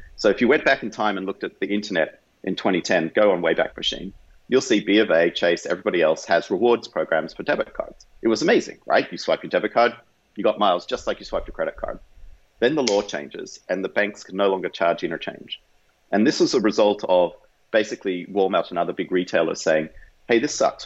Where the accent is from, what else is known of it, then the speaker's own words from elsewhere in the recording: Australia; moved away as an adult; now in United States; I grew up in Australia